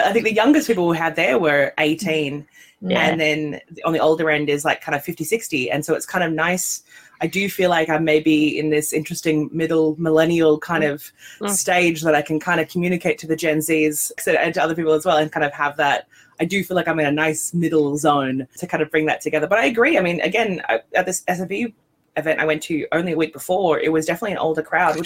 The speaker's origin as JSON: {"language": "English", "country": "Australia", "moved": "yes", "lives_now": "Scotland, United Kingdom", "said": "I'm from Australia"}